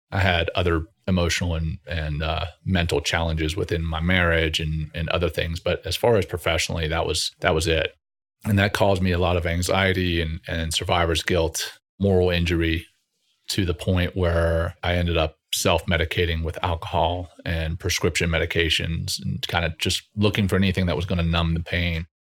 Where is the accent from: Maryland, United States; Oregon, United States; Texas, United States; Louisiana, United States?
Louisiana, United States; Ruston; also born or lived in Cape Town, South Africa; I went through the schooling system in Ruston, Louisiana